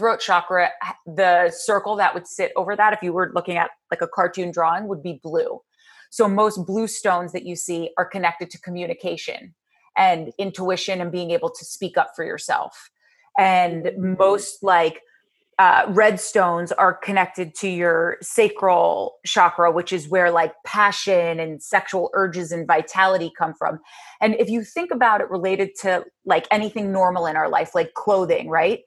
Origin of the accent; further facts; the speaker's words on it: New Jersey, United States; so I grew up, like I said, in Jersey, and I grew up 19 miles outside of New York City